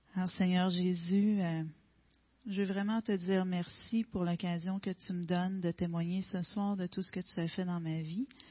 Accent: Gaspésie, Quebec, Canada; Je suis native de la Gaspésie.

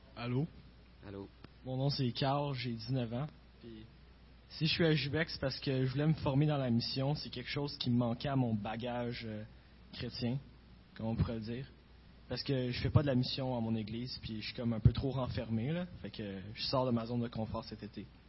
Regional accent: Gatineau, Quebec, Canada; Je viens de Gatineau.

